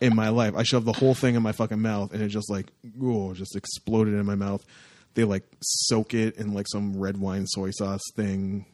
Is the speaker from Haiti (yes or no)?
no; Windsor, Ontario, Canada; my hometown-ish area